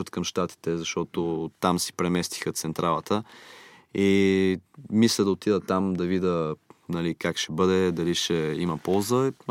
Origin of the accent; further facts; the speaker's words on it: Miami, Florida, United States; born there; Аз съм роден в Штатите, в Майами все пак и района го познавам